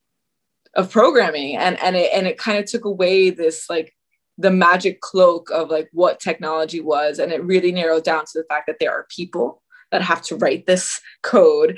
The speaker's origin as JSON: {"language": "English", "town": "Miami", "region": "Florida", "country": "United States", "tie": "born or raised there", "also_born_or_lived": "North Carolina", "said": "I grew up in Miami, Florida, for the most part. We had a brief stint in North Carolina for a little bit"}